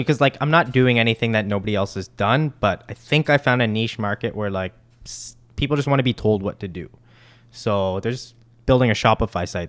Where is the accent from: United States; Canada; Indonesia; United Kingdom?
Canada; Mississauga, Ontario; growing up in Port Credit